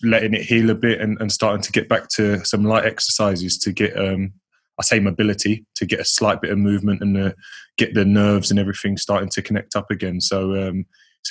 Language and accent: English; Leyton, London, United Kingdom; I grew up an Orient fan as well, because they were my local side